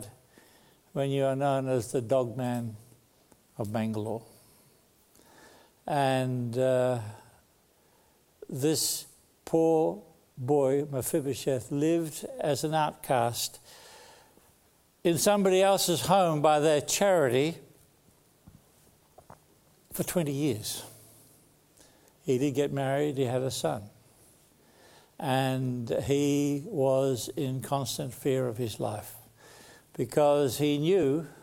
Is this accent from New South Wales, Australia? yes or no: yes; Sydney, New South Wales, Australia; I was born in Sydney.